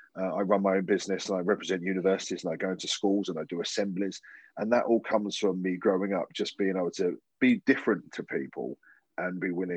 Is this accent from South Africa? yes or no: no; Strood, South East England, United Kingdom; accent: Estuary English; moved away as an adult; now in Leeds, United Kingdom; I was born in Kent, and I was actually born in the house that my parents lived in until I moved off to university. I grew up in a place called the Medway Towns, my nearest town was called Strood, but I lived in a place called Frinsbury.